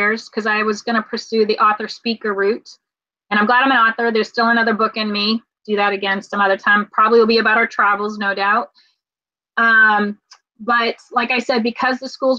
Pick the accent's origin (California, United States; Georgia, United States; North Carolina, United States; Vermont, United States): North Carolina, United States; Raleigh; we're from Raleigh, North Carolina